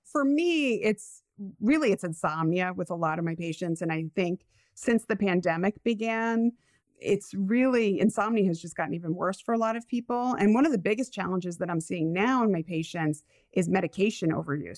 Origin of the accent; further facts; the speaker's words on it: Rhode Island, United States; accent: Rhode Islander / New England; my Rhode Islander accent